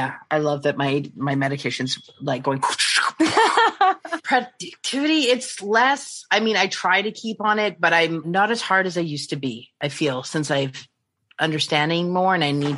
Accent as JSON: {"language": "English", "country": "Canada", "said": "I'm Canadian"}